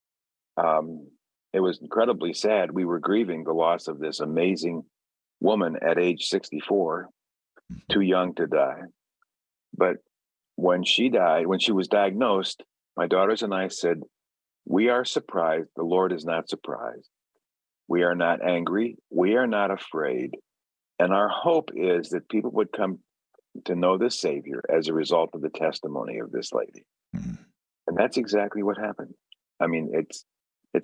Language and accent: English; Chicago, Illinois, United States; I grew up in Chicago